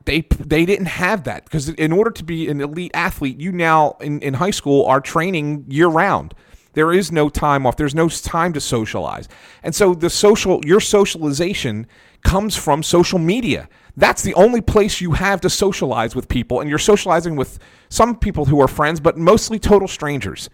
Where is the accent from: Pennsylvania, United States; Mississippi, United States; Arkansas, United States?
Pennsylvania, United States; Philadelphia; I grew up in West Philadelphia and in, in, a real Italian neighborhood